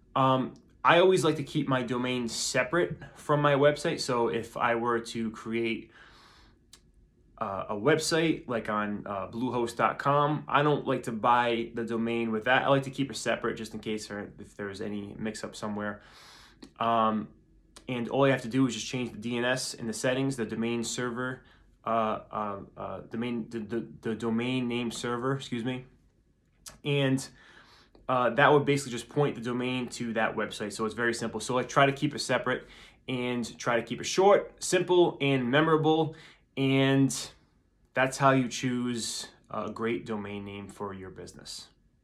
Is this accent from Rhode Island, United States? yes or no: yes; Rhode Island, United States; I'm from Rhode Island